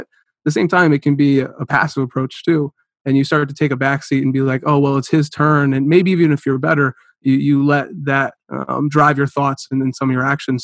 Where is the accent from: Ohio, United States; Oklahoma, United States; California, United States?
Ohio, United States; Cleveland; also born or lived in Concord, Ohio / Chardon, Ohio; I grew up in Cleveland, Ohio